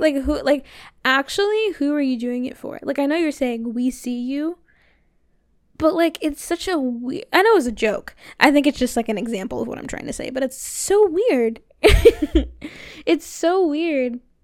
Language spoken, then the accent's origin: English; Florida, United States; I'm from Florida